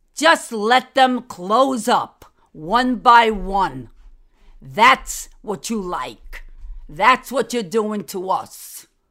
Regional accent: New York City, New York, United States; I'm a New Yorker. I was born, I was raised, my mother died there, my father died there, and my brother died there. Downtown Manhattan. You like the accent?

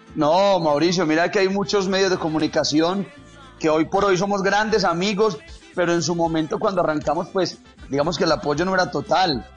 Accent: Cisneros, Antioquia, Colombia; also born or lived in Bello, Antioquia; yo nací en Bello. A los cuatro años nos fuimos a vivir a un pueblito que está acá al nordeste de Antioquia. Se llama Cisneros.

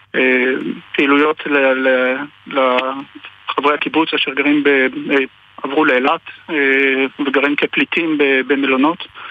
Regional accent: Nir Oz, Southern District, Israel; moved away as an adult; now in Denmark; אני נולדתי בניר עוז, אה, עזבתי את ניר עוז בשנת 99, עברתי לדנמרק

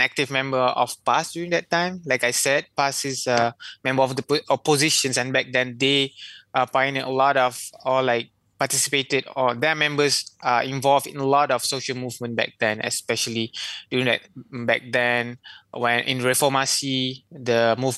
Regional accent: Kelantan, Malaysia; I come from Kelantan.

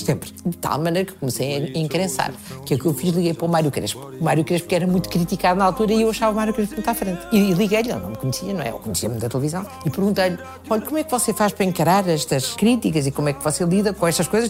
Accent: Portugal; born or raised there; also born or lived in Brazil

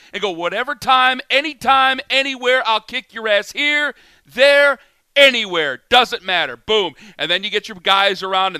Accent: Cleveland, Ohio, United States; right in the middle of Rocket Mortgage Fieldhouse, right in the middle of my hometown, Cleveland, Ohio.

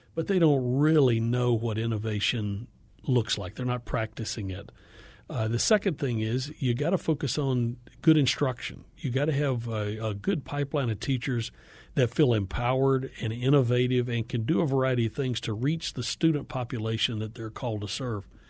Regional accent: Appalachia, Northeast Georgia, United States; moved away; I grew up in Appalachia, uh, Northeast Georgia

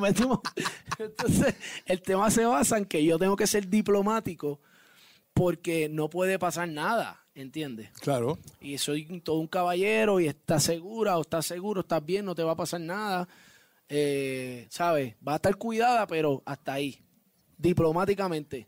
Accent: Puerto Rico; Yo obviamente salgo de Puerto Rico, vivo, nací y criado en Puerto Rico, orgulloso de ser puertorriqueño

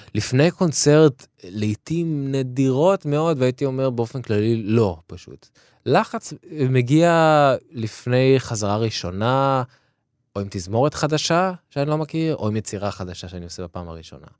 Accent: Israel; למקום שבו גדלתי, לקהילה הישראלית

